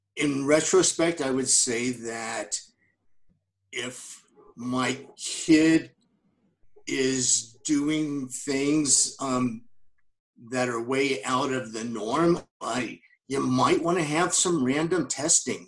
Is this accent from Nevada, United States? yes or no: yes; Las Vegas, Nevada, United States; moved away; I grew up in Las Vegas